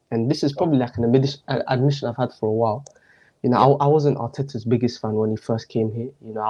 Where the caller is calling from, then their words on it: Milton Keynes, South East England, United Kingdom; From England, MK, Milton Keynes.